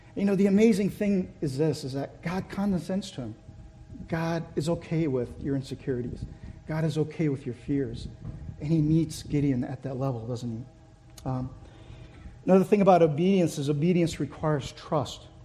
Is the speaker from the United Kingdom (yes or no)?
no; Brazil; also born or lived in Korea; now in United States; So, in order to seek a better life, my parents moved, moved our family to Brazil. So I grew up in Brazil.